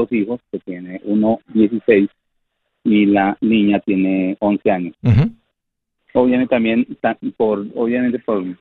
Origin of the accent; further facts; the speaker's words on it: Colombia; moved away as an adult; now in Dallas, United States; Soy colombiano. Ok. Colombia.